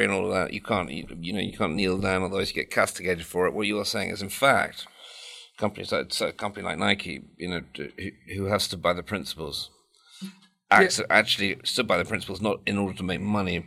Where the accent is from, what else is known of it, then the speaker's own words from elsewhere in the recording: England, United Kingdom; I'm obviously from England